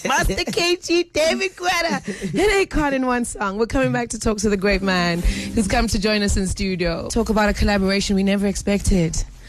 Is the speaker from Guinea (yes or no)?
yes; Guinea; I know, I'm from Guinea, so sometimes you don't get the nice radio.